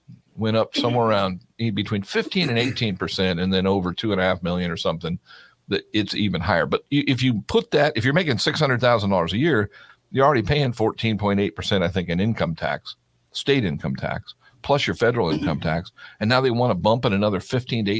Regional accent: California, United States; moved away; also born or lived in Florida; I was born in California

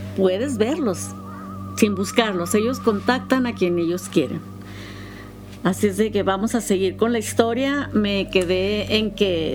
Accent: United States; soy americana

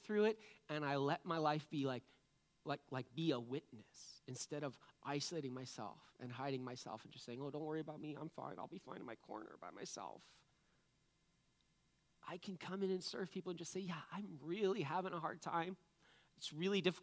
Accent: New England, United States; I'm from New England. I can't help it. We're just cynical people

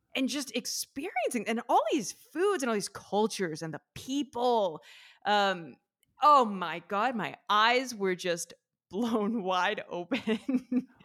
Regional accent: Athens, Ohio, United States; moved away as an adult; also born or lived in New York City; now in Italy; I'm from the Midwest. I'm from a small town in Ohio, Athens, Ohio

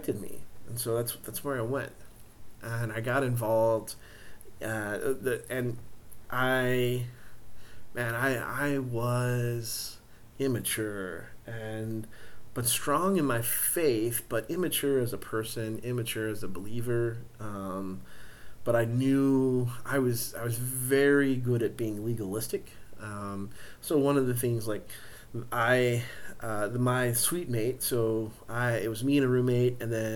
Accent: Central Texas, United States; also born or lived in San Angelo, Texas; I was way out from Central Texas. It was way out in West Texas, although 2.5 hours from where I grew up

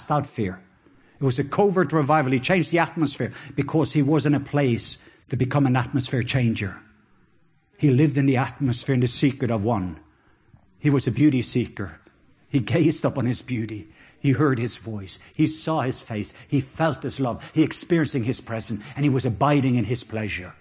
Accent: Norway; accent: Norwegian; English is a second language; now in Georgia, United States; just my Norwegian accent

